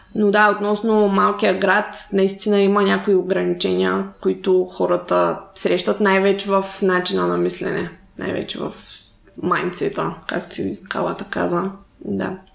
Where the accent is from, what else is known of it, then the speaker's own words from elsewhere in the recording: Shumen, Shumen Province, Bulgaria; аз съм от Шумен. Общо също също малък град